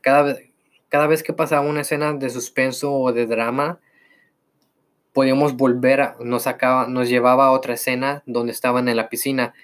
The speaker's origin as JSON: {"language": "Spanish", "country": "Mexico", "said": "soy mexicano"}